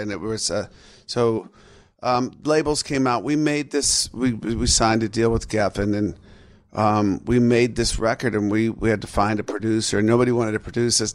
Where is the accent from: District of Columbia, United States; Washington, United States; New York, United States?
Washington, United States; Seattle; my hometown of Seattle